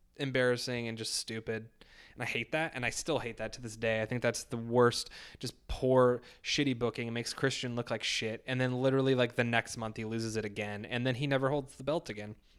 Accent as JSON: {"language": "English", "country": "United States", "said": "being an American"}